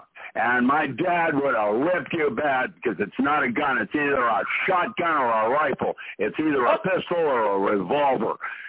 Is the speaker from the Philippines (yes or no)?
yes; Philippines; And I grew up in the Philippines, and I was Caucasian.